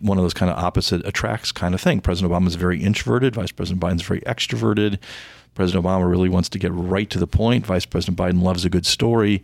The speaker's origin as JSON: {"language": "English", "town": "Indianapolis", "region": "Indiana", "country": "United States", "tie": "born or raised there", "said": "I grew up in Indianapolis, Indiana"}